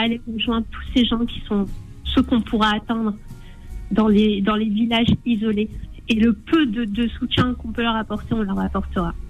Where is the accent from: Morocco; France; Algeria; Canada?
Algeria; chez nous en Algérie